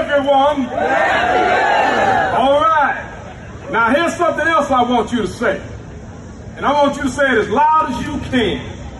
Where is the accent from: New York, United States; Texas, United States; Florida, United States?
Texas, United States; Port Arthur; No more sacrifice of communities like Lake Charles, Freeport, and my hometown in Port Arthur, Texas.